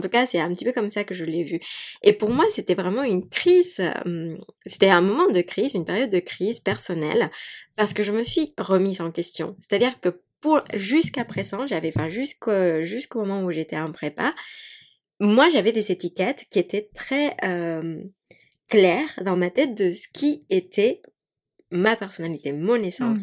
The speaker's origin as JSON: {"language": "French", "country": "Mexico", "tie": "born or raised there", "second_language": "French", "moved": "yes", "said": "moi j'ai grandi, donc j'ai grandi au Mexique"}